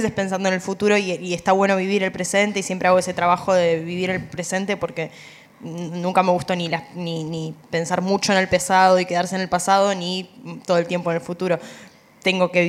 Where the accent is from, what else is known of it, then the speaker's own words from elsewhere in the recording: Buenos Aires, Argentina; La verdad que me cuesta acá en Capital, siendo porteña, tanta vorágine